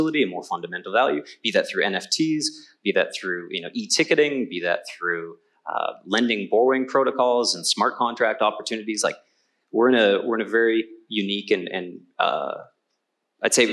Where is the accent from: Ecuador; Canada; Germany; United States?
Canada; I'm Canadian